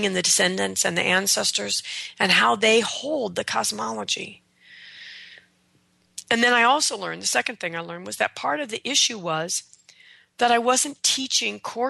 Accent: United States; I'm an American

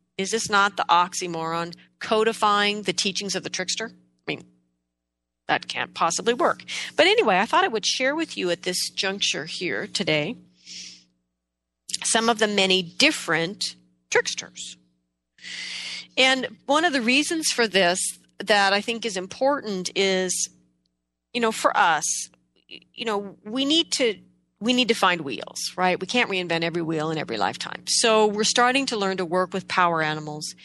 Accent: Pacific Northwest, United States; In the Pacific Northwest here, where I am from

